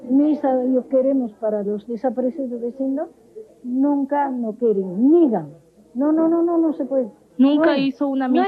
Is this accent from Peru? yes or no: yes; Huancavelica, Peru; peor de dónde eres me dijo yo agarré le dije soy de Huancavelica ah no Huancavelica son terroristas